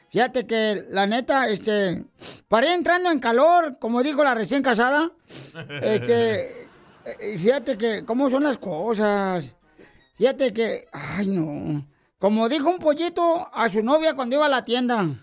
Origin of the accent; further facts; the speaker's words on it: Sahuayo, Michoacán, Mexico; yo de donde soy. No marche, tenemos una iglesia en saguay Michoacán.